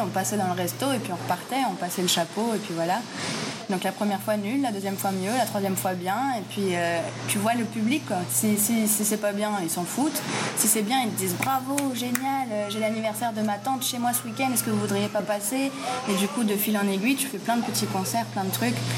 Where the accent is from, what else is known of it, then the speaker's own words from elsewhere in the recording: Paris, Île-de-France, France; moved away as an adult; now in Colombia; je suis parisienne